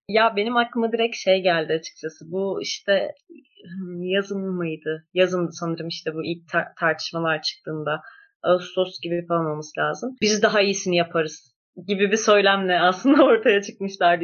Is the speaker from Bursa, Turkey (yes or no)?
yes; Bursa, Turkey; moved away; ben aynı zamanda Bursalıyım